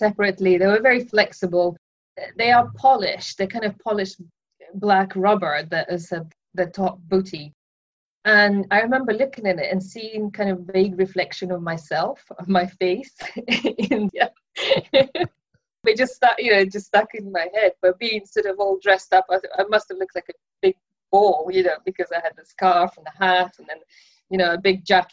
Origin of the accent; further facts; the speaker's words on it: Russia; moved away; I was born in Russia in 1980, so it was still a Soviet Union